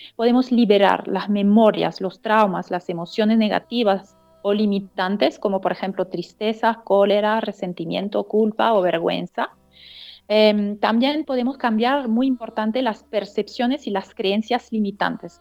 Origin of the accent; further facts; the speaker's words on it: Strasbourg, Grand Est, France; Spanish is a second language; moved away as an adult; also born or lived in Sacred Valley, Peru; now in Peru; yo nací en eh, una ciudad que se llama Estrasburgo, que es frontera con Alemania, en el norte-este de Francia.